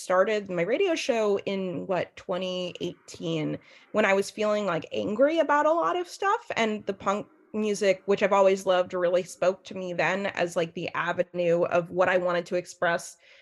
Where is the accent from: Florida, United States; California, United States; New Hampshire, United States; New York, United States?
New York, United States; New York City; when I was a kid, I grew up here in New York City, where I'm speaking to you from live today